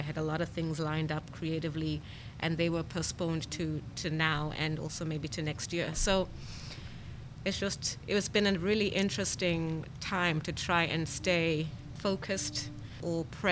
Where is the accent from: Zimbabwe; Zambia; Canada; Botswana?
Zimbabwe; born or raised there; first language English; moved away; also born or lived in Leominster, Massachusetts, United States